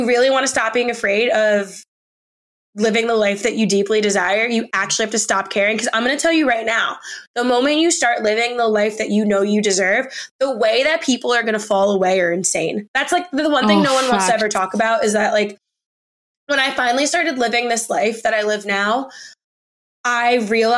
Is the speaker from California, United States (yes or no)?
no; New York City, New York, United States; also born or lived in New Jersey; I'm from New York, but like, kind of, I'm from Jersey, but I grew up in New York City